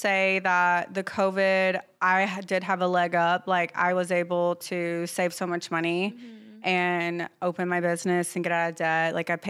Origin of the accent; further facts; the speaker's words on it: the South, United States; accent: Southern; But yeah, definitely I feel like my Southern hospitality and, like, my authenticity is really